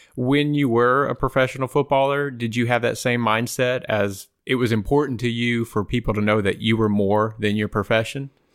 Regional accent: outside of Austin, Texas, United States; I grew up outside of Austin, Texas

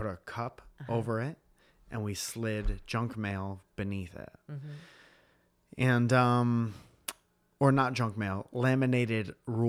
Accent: Northeast, United States; Because I grew up in the Northeast. Mm-hmm. And our beaches, where I'm from, have no waves, and the water is cold and dark, and there are rocks under it.

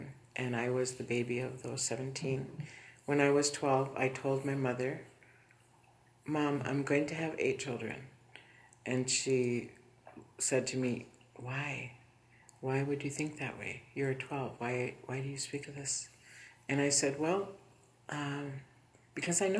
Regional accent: Nett Lake, Minnesota, United States; I was from Boyce Fort, or Net Lake, which is where my reservation is in northern Minnesota, near the Canadian border

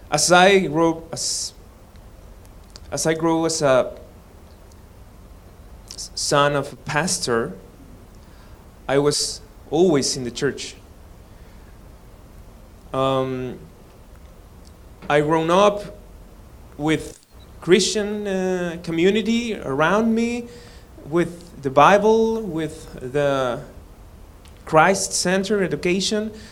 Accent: Mexico City, Mexico; English is a second language; Uh, I'm from Mexico. I born in Mexico. My father's, father and mother are from Mexico.

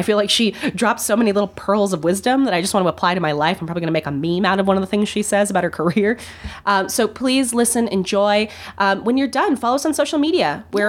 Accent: Minnesota, United States; As a Minnesotan

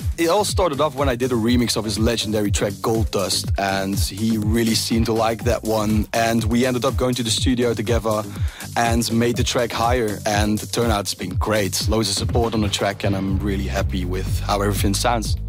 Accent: Belgium; my home country

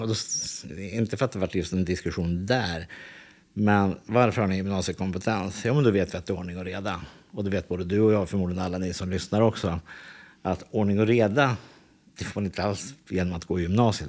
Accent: Täby, Stockholm County, Sweden; jag växte upp i Täby

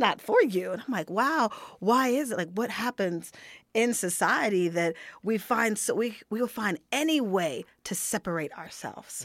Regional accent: United States; moved away as an adult

